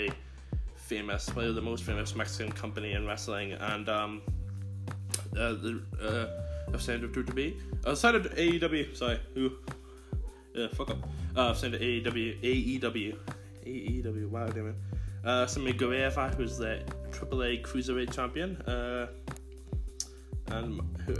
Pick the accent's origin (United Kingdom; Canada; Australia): United Kingdom; Northern Ireland; Non-Ireland, where I'm from. No, I'm not from Belfast, but I'm from non-Ireland